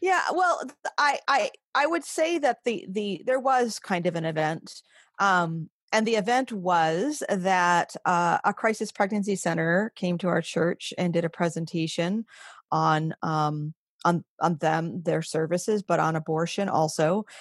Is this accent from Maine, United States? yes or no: yes; Maine, United States; moved away; also born or lived in western New York; was born and raised in Maine